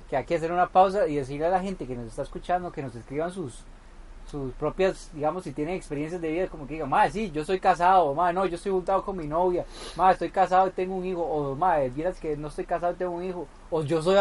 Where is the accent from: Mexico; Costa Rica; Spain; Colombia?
Costa Rica; Santa Bárbara, Heredia; Yo soy de Santa Bárbara Heredia